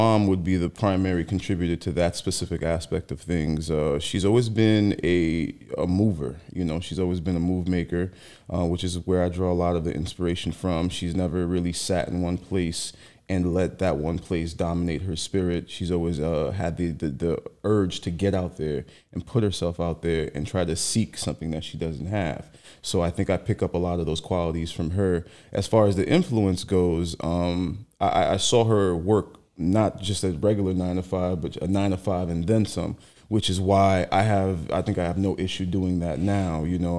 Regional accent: Haiti; also born or lived in San Francisco, California; now in New York, United States; I was actually born out there. I came to the States when I was about 6 years old.

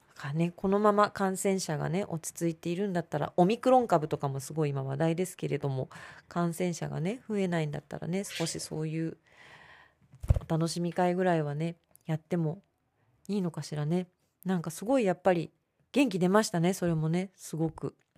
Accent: Tokyo, Japan; 私は東京生まれ東京育ちですけど

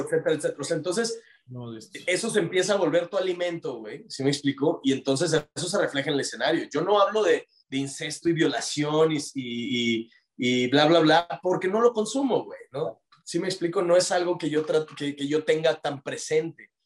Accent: Monterrey, Nuevo León, Mexico

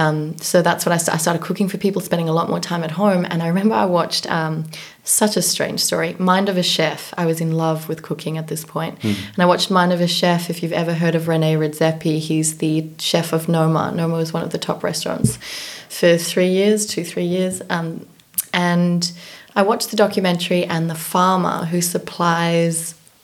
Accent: Johannesburg, Gauteng, South Africa; also born or lived in New York; now in Copenhagen, Denmark; I was born in South Africa, Johannesburg, South Africa

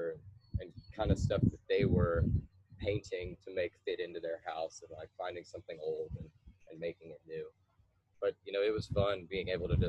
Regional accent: Lexington, Kentucky, United States; I'm originally from Lexington, Kentucky. Lived here most of my life.

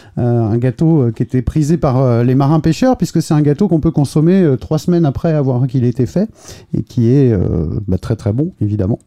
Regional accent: Finistère, Brittany, France; je suis du Finistère, euh, donc breton euh, aussi

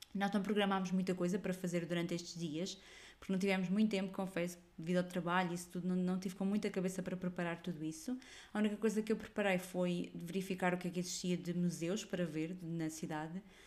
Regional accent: Portugal; Eu, eu descaio-me rapidamente a, a dizer que sou portuguesa

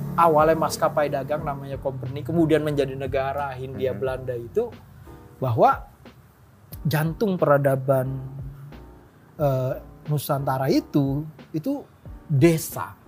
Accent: Jakarta, Indonesia; Tuhan nurunin gue jadi orang Betawi

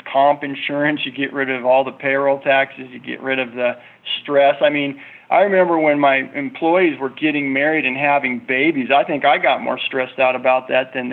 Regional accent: United States; as an American person

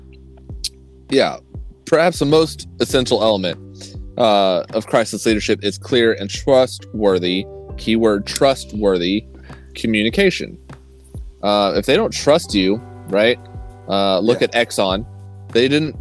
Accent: Oklahoma, United States; I grew up in Oklahoma

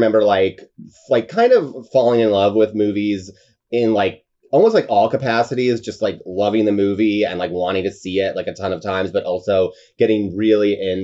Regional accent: upstate New York, United States; as a kid in upstate New York

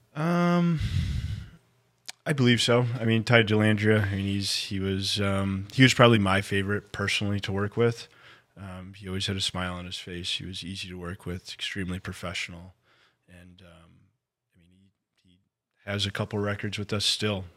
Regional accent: Flint, Michigan, United States; also born or lived in Grand Blanc, Michigan; I was born in Flint, Michigan, um, raised in Flint and Grand Blanc.

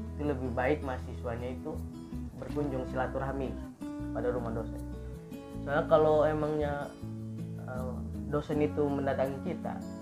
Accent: Tangerang, Banten, Indonesia; now in Serang, Indonesia; asal dari Tangerang

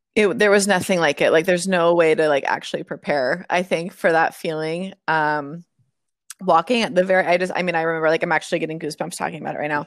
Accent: Moraga, California, United States; moved away; also born or lived in Atlanta / Boston; I, I'm from Moraga

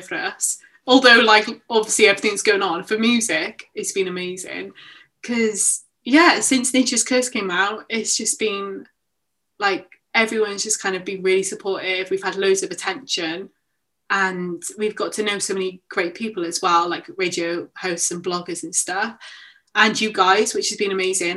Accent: Barry, Wales, United Kingdom; moved away as an adult; now in Cardiff, United Kingdom; I'm from Barry

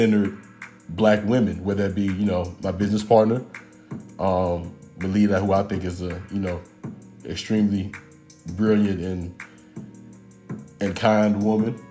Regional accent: McDonough, Georgia, United States; also born or lived in East Point, Georgia; I was born in East Point, but I was kind of raised in McDonough, Georgia, which is in Henry County, about 35 minutes south of the city

